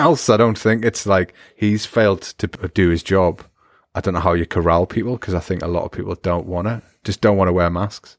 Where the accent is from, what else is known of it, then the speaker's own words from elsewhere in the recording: Newcastle upon Tyne, North East England, United Kingdom; accent: Geordie; my Geordie accent